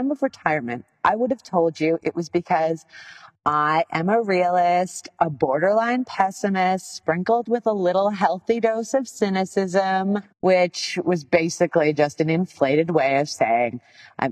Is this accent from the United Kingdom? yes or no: no; Canada; I'm Canadian.